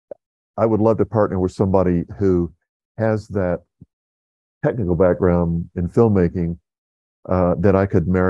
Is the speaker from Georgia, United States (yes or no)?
yes; South Georgia, United States; moved away as an adult; also born or lived in Atlanta / Los Angeles / New York City; living with a buddy from my hometown in South Georgia